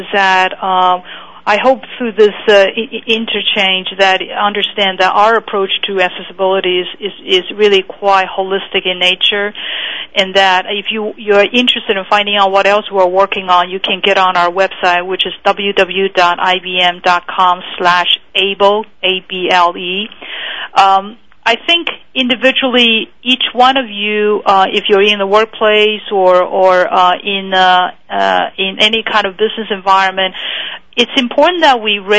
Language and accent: English; Taiwan; moved away as an adult; now in United States; I was born in Taiwan, and so I came to this country when I was 19